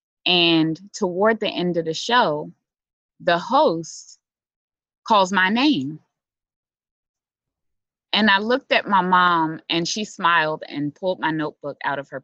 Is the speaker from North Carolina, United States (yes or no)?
no; Philadelphia, Pennsylvania, United States; I was born and raised in Philly